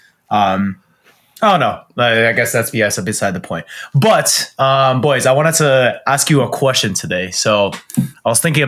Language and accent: English; Canada; So I guess this is like my foray into at least being a Canadian, like getting into some sports that more people would play, sort of thing.